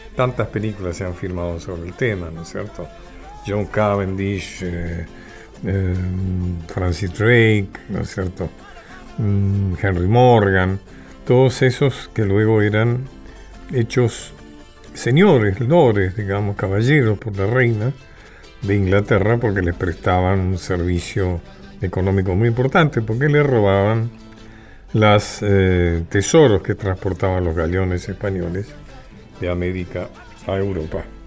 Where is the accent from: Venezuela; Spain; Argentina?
Argentina